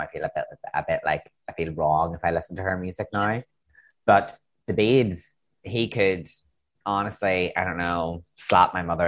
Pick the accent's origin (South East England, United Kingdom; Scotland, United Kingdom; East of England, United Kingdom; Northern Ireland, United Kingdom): Northern Ireland, United Kingdom; accent: Northern Irish; I'm too Irish, but we've got Northern Irish accents.